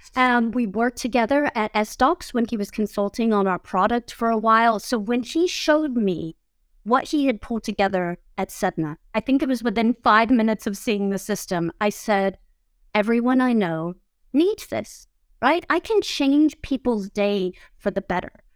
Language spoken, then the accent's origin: English; Georgia, United States; I'm from Georgia